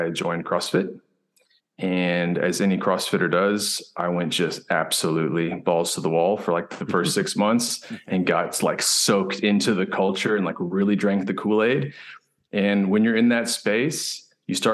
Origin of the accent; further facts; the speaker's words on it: Houston, Texas, United States; moved away as an adult; also born or lived in Austin, Texas / South Africa; now in Kentucky, United States; So I grew up in Houston, and I was there for about 18 years before moving up to Austin to go to the University of Texas